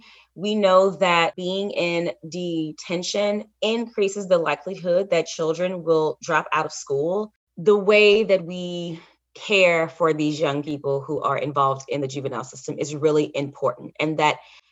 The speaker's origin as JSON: {"language": "English", "region": "Alabama", "country": "United States", "tie": "born or raised there", "said": "I've seen this in my home state of Alabama, and it's odd."}